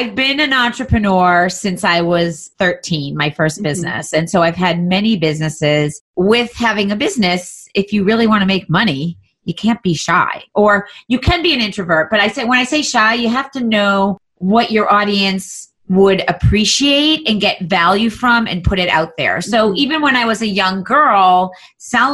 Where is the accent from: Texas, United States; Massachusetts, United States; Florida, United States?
Massachusetts, United States; Andover; I grew up in Andover, Massachusetts